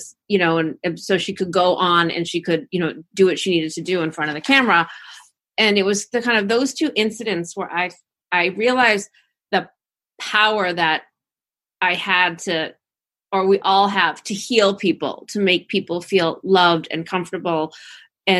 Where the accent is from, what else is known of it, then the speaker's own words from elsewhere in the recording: Cohasset, Massachusetts, United States; moved away as an adult; also born or lived in Washington, District of Columbia, United States; I'm originally from Cohasset, originally from the South Shore